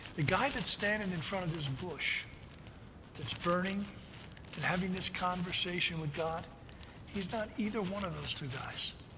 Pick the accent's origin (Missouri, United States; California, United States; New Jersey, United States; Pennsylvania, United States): New Jersey, United States; I'm a South Jersey guy. I grew up in South Jersey